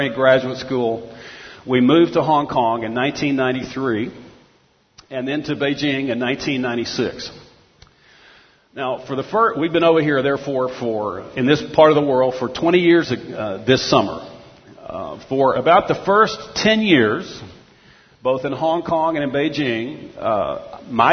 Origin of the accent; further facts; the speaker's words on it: Texas, United States; moved away; I grew up in Texas, eventually went to the University of Texas at Austin